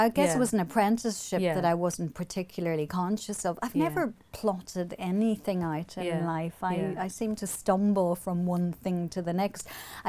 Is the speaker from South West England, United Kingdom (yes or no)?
no; Omagh, Northern Ireland, United Kingdom; moved away; also born or lived in England; I knew about women writers growing up in Omagh.